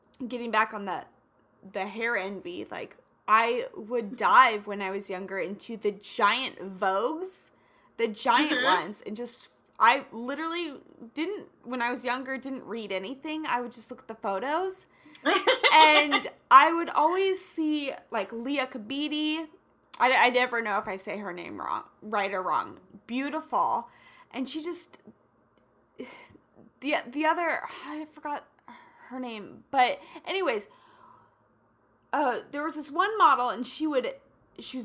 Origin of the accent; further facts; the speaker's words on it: Kansas, United States; I grew up in Kansas, which where I grew up can be predominantly conservative